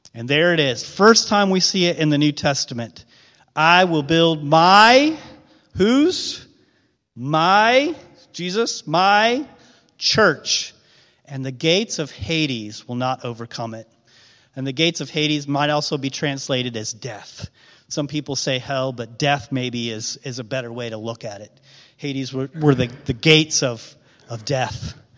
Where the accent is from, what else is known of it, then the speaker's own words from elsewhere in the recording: Midwest, United States; a Midwestern guy from a small town